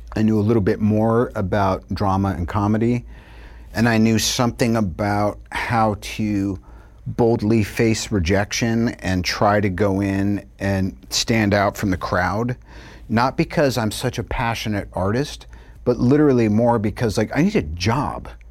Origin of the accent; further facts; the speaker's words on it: New York, United States; moved away; also born or lived in Long Island / California; I'm from New York